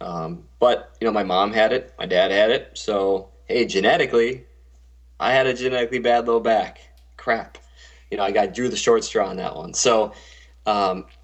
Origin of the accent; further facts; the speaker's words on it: Minneapolis–Saint Paul, Minnesota, United States; I'm born and raised in Minnesota, Twin Cities. Been here my whole life